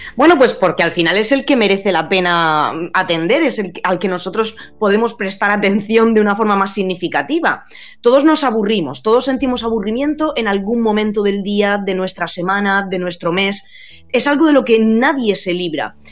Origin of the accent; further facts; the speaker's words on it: Region of Murcia, Spain; moved away as an adult; also born or lived in Alicante / Germany / United States; now in Madrid, Spain; yo soy murciana, aunque soy un poco trotamundo, y, y ya he estado viviendo en Alicante, en Alemania, en Estados Unidos y ahora en Madrid, pero mis raíces son murcianas